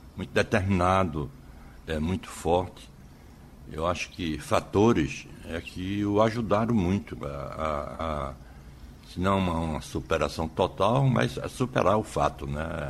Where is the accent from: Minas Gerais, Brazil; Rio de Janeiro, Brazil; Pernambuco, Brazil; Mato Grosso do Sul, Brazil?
Pernambuco, Brazil; Nazaré da Mata; also born or lived in Vicência, Pernambuco / Aliança, Pernambuco; Eu nasci em Vicência, né? Nasci uhum. em Vicência